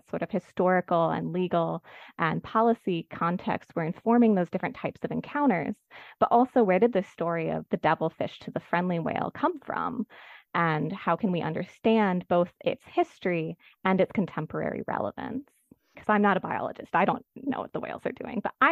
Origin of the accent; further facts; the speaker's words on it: California, United States; I'm actually from California